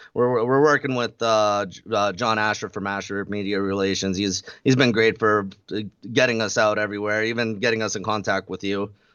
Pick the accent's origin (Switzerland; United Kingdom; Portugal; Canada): Canada; Red Deer, Alberta; We're from Red Deer, Alberta, in Canada